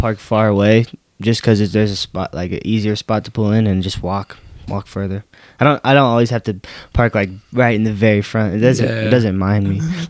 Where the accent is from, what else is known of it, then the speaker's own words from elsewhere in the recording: Bay Area, California, United States; I grew up like in the Bay Area